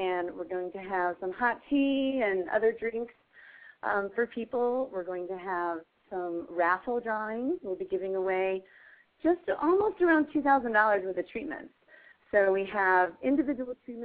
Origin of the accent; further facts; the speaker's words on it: Eastern Plains, Colorado, United States; we were both from Colorado. I'm from the Eastern Plains